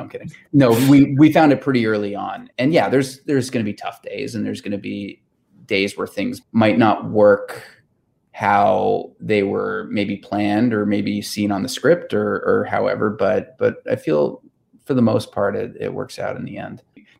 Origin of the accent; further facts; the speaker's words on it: Newfoundland and Labrador, Canada; as you know, being a Newfoundlander, you know, a big part of what can make our shooting schedule difficult are the elements, right?